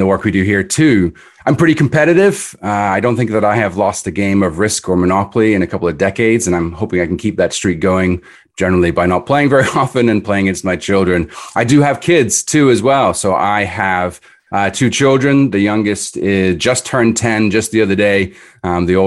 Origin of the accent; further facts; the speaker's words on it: Edinburgh, Scotland, United Kingdom; moved away; I grew up in Edinburgh in Scotland, so I'm from overseas originally.